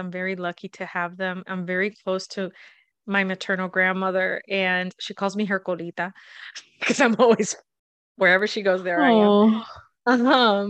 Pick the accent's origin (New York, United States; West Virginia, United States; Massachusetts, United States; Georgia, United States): Massachusetts, United States; also born or lived in Puerto Rico; I was born in Puerto Rico, and we moved here to Massachusetts when I was 8. Then I was always back and forth.